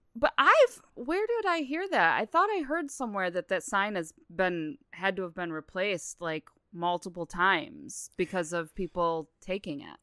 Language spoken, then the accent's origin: English; West Branch, Michigan, United States; I grew up in West Branch. I was much farther from Troy, Michigan